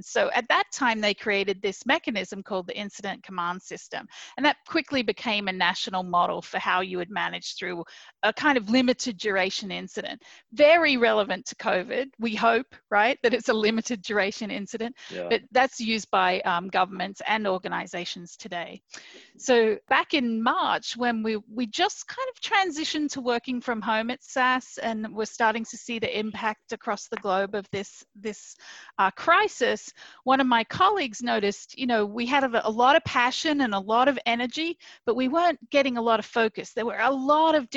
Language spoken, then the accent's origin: English; Hunter Valley, New South Wales, Australia; moved away as an adult; also born or lived in Minneapolis, United States; now in United States; I'm actually from Australia. I grew up in an area called the Hunter Valley, which is around 2 hours north of Sydney in New South Wales